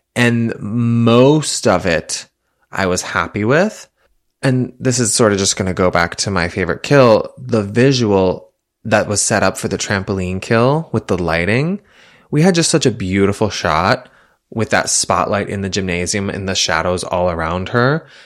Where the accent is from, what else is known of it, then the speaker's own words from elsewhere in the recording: Massachusetts, United States; I'm from Massachusetts